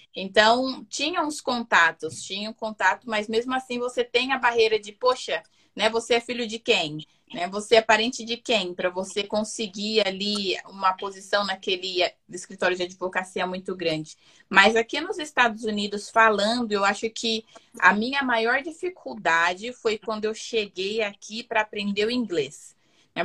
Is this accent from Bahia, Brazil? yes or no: no; Campinas, São Paulo, Brazil; moved away as an adult; now in Utah, United States; eu sou natural de Campinas, São Paulo. Aí estou morando aqui no estado de Utah, já vai fazer quatro anos